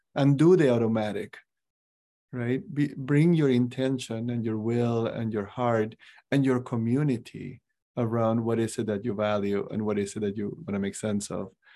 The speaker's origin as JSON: {"language": "English", "region": "Cusco", "country": "Peru", "tie": "born or raised there", "moved": "yes", "lives_now": "Des Moines, United States", "said": "I grew up in Cusco, is the capital of the Incas"}